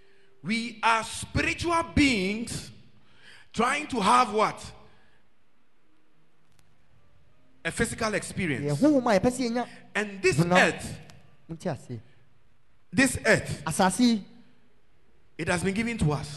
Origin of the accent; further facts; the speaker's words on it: Ghana; I am a Ghanaian